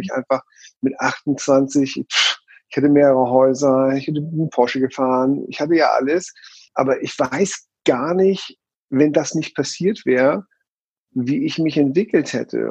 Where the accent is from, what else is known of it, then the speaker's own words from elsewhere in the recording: Hamburg, Germany; now in Switzerland; geboren in Hamburg